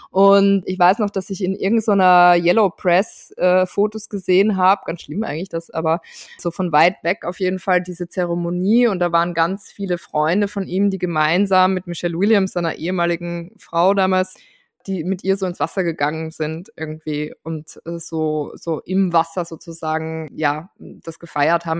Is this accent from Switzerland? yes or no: no; Austria; als Österreicherin